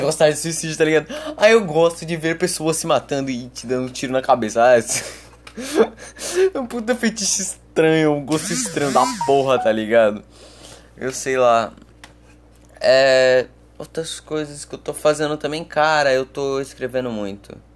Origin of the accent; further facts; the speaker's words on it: Brazil; eu sou, eu sou brasileiro